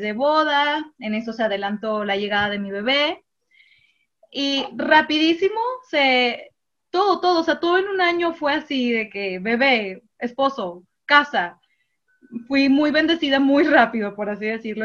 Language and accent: Spanish; Monterrey, Nuevo León, Mexico; yo sí soy regiomontana